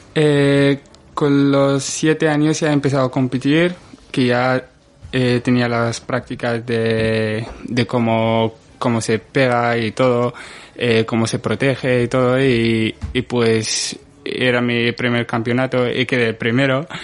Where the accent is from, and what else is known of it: Morocco; born or raised there; moved away as an adult; now in Spain